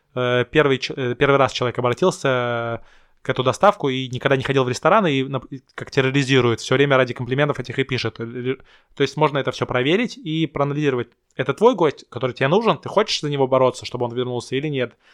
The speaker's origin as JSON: {"language": "Russian", "region": "Saint Petersburg", "country": "Russia", "tie": "born or raised there", "said": "я сам петербуржец"}